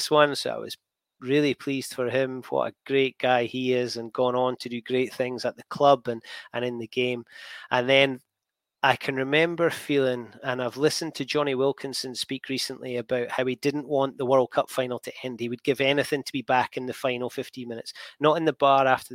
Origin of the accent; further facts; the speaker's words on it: Scotland, United Kingdom; I'm Scottish.